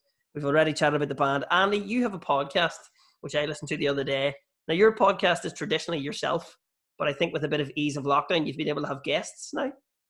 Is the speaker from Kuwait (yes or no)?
no; Bessbrook, Northern Ireland, United Kingdom; moved away as an adult; now in Belfast, United Kingdom; So I'm from Bessbrook, which was a mill town that was built by the Quakers, and it's pretty much 50-50 as well. But Bessbrook is right at the foot of where South Armagh starts, which is seen as a very Republican area from the Troubles